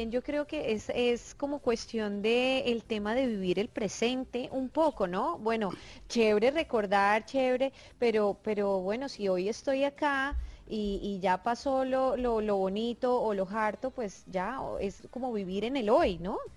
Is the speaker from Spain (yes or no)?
no; Monterrey, Nuevo León, Mexico; Yo, soy, regia, tranquilo.